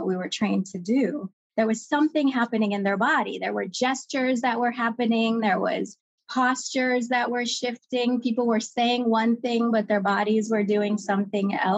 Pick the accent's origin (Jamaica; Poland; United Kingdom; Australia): Jamaica; Kingston; as a child growing up in Kingston, Jamaica